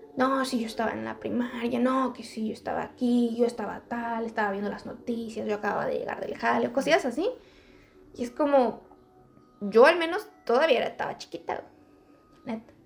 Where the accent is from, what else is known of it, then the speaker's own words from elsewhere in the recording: Mexico; en mi país